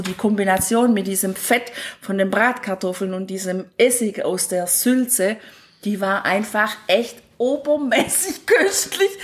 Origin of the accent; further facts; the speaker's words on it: Bad Urach, Baden-Württemberg, Germany; meine Heimatstadt, wo ich aufgewachsen bin, Bad Urach